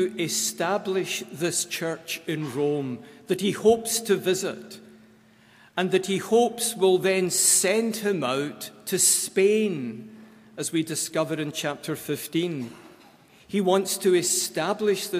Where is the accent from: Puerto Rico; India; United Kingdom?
United Kingdom; Scotland; moved away; I am always from Scotland. Wherever I am in this world, I take Scotland with me.